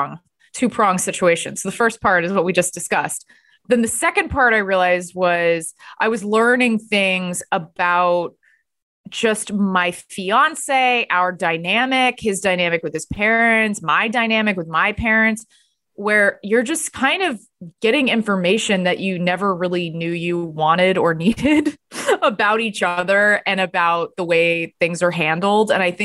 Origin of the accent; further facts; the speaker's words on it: Texas, United States; also born or lived in Los Angeles / New York; I'm from Texas, but I lived in LA and New York.